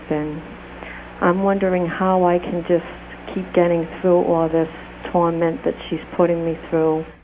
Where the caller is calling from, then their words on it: Cranston, Rhode Island, United States; I'm from Cranston, Rhode Island.